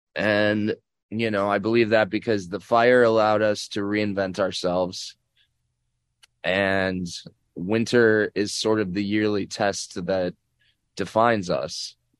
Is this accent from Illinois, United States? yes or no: yes; Chicago, Illinois, United States; I grew up in Chicago